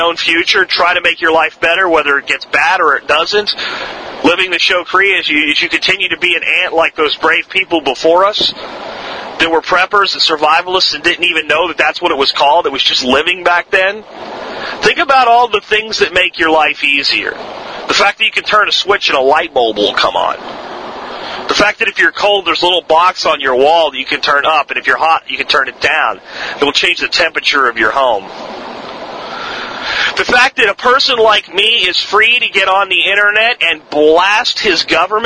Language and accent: English; Florida, United States; accent: Florida accent; also born or lived in Pennsylvania; when I was a child, very young child, I'm talking kindergarten, first, second grade, and I moved from Pennsylvania to Florida with my family